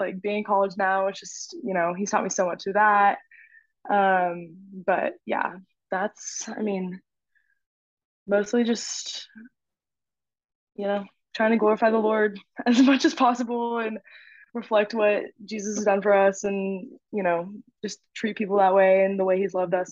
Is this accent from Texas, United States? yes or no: yes; Houston, Texas, United States; moved away as an adult; also born or lived in Oklahoma; I'm from Houston, went to middle school, high school with Lauren.